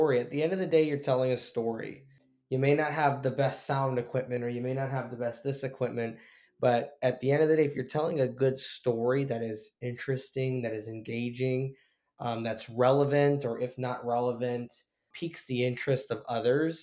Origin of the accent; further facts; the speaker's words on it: Tampa, Florida, United States; I am born and raised in Tampa